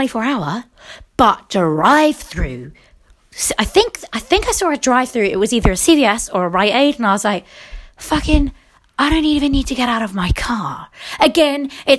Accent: England, United Kingdom; accent: British; moved away; also born or lived in United States; I'm English. This is how we talk

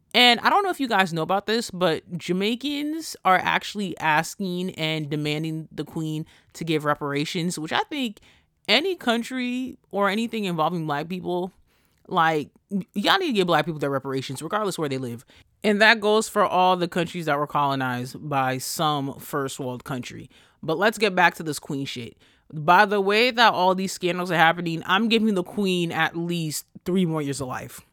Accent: New York, United States; I'm from New York

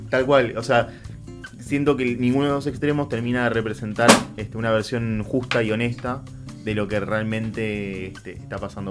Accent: Argentina

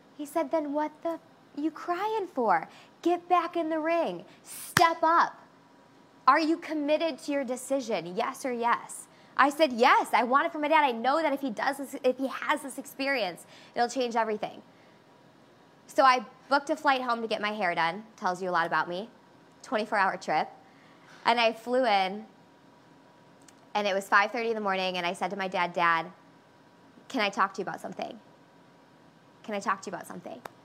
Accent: Chicago, Illinois, United States; I'm a Chicagoan and I'm 100% Greek. So I want you to think about my family right now. South side of Chicago, 100% Greek

